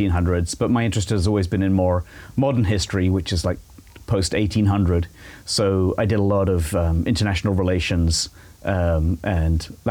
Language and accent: English; Shepperton, South East England, United Kingdom; moved away as an adult; also born or lived in Cambridge, England; now in Franklin, United States; I was born in England, obviously, just outside of London. There's a little strip of the Thames River between Heathrow Airport